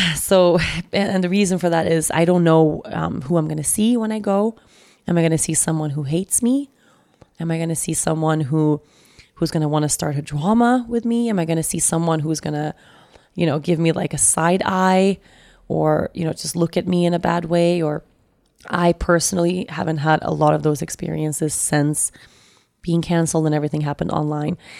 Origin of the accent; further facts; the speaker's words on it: Sweden; moved away; also born or lived in Costa Rica; Sweden, which is my, my home country